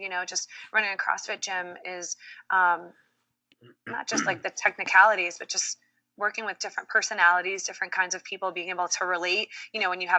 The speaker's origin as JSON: {"language": "English", "town": "Swampscott", "region": "Massachusetts", "country": "United States", "tie": "born or raised there", "also_born_or_lived": "Dominican Republic / New York", "moved": "as an adult", "lives_now": "New Jersey, United States"}